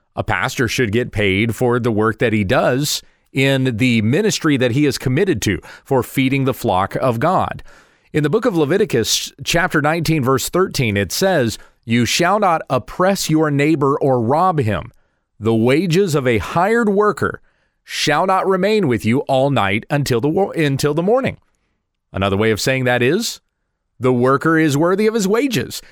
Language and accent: English; United States; we as citizens of this nation, speaking as an American